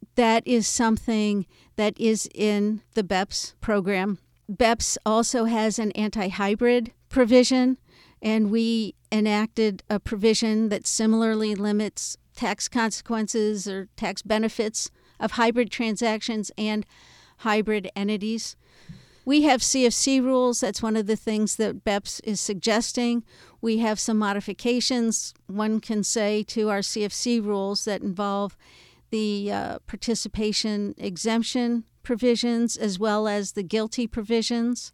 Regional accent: United States; I'm an American

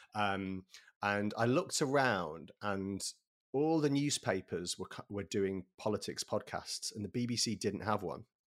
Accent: Sheffield, Yorkshire and the Humber, United Kingdom; moved away as an adult; now in London, United Kingdom; I grew up in Sheffield

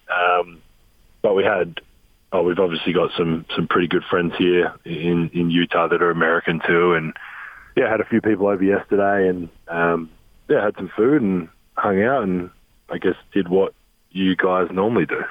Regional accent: Adelaide, South Australia, Australia; moved away as an adult; also born or lived in Europe; now in Salt Lake City, United States; growing up in Australia, we we don't celebrate Thanksgiving

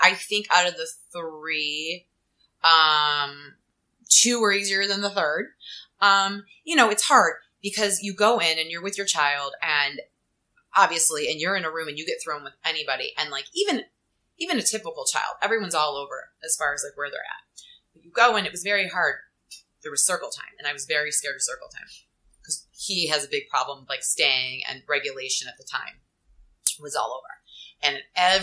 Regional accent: Cleveland, Ohio, United States; moved away as an adult; also born or lived in Cincinnati, Ohio; now in New York City, United States; I'm originally from Cleveland, Ohio. Went to college, University of Cincinnati in Ohio. I'm like a Midwest girl, moved to New York City.

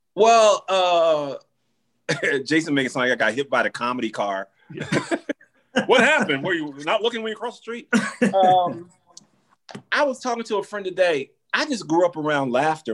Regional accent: Orlando, Florida, United States; I'm from Orlando

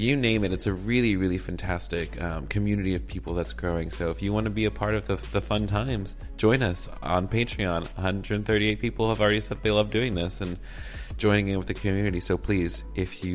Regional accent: the South, United States; accent: southern; my southern accent got real heavy just then.

